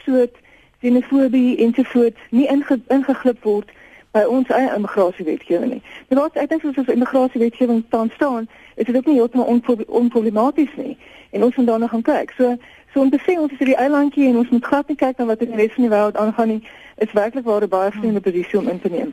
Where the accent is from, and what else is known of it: South Africa